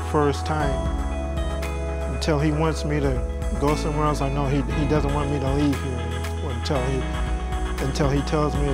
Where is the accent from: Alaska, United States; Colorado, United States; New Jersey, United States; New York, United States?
Colorado, United States; Colorado Springs; also born or lived in Chanute, Kansas; now in San Antonio, United States; Originally, I'm from Colorado Springs, Colorado. Moved to Chanute, Kansas with my adopted parents. And then from there, we moved here to San Antonio.